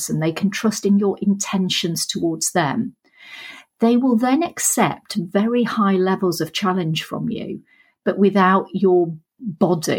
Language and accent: English; Sheffield, Yorkshire and the Humber, United Kingdom; You can probably tell from the accent I'm from Sheffield.